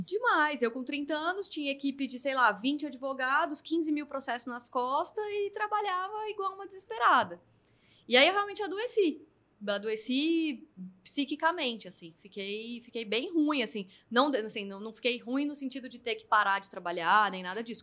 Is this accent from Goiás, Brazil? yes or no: yes; Goiânia, Goiás, Brazil; moved away as an adult; now in São Paulo, Brazil; eu sou de Goiânia, né? Então eu vim para São Paulo aos 23, depois de ter me formado em Direito